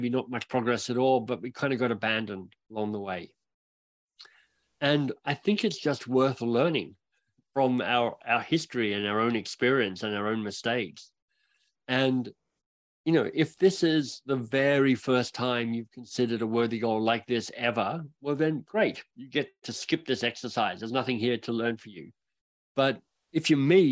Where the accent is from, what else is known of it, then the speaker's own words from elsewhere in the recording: Australia; now in Canada; as an Australian arriving in Canada